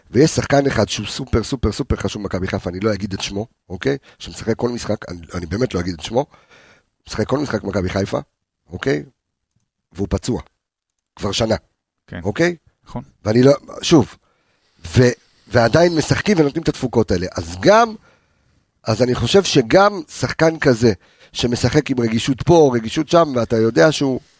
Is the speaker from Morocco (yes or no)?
yes; Morocco; also born or lived in Switzerland; now in Israel; אני מרוקאי, בסדר? אסלי, בסדר? זאת אומרת שאנחנו... בארמון של מלח היית. לא, לא, עלי, עוד פעם, עליתי לארץ ממרוקו, אוקיי? דרך שווייץ. נולדתי בשווייץ, אבל עלינו לארץ ממרוקו